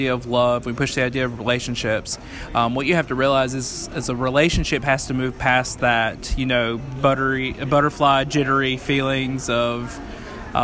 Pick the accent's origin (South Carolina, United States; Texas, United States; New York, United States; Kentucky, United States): South Carolina, United States; Upstate; I born and raised in South Carolina. Lived in the upstate all of my life